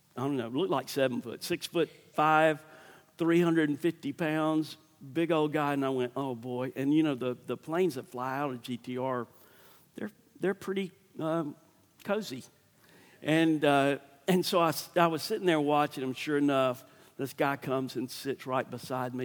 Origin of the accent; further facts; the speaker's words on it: Starkville, Mississippi, United States; I'm from Starkville